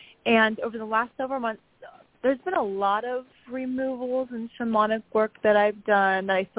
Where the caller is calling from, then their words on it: San Luis Obispo, California, United States; from San Luis Obispo.